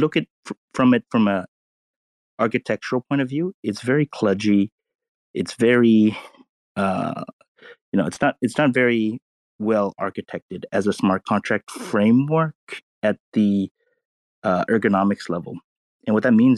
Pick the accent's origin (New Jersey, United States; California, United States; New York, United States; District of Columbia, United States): California, United States; Los Angeles; grew up in California. You know, grew up around LA in the Asian enclave